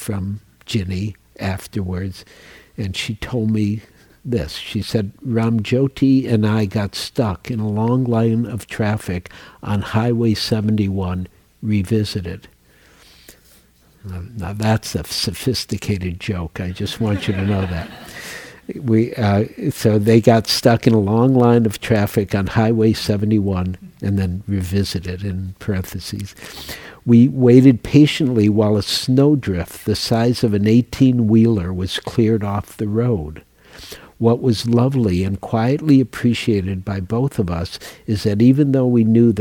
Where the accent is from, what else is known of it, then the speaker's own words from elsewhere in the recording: Midwest, United States; I grew up in the Midwest